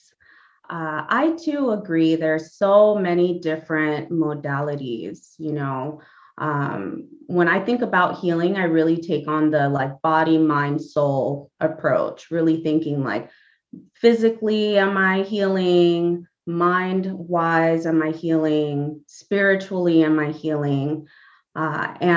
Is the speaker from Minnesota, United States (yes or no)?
no; Los Angeles, California, United States; also born or lived in Panama; I'm originally from Panama. I've been here in the greater Los Angeles area since the age of 4